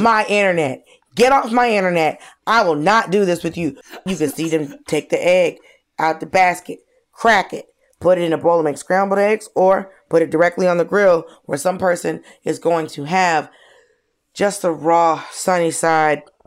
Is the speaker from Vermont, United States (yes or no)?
no; Georgia, United States; I grew up in Georgia